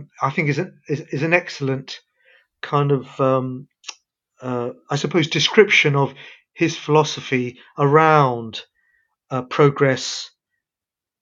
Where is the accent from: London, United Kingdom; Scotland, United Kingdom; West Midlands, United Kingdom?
London, United Kingdom; also born or lived in Karachi, Pakistan; I was born in Karachi, Pakistan. We came to London when I was only 1 year old.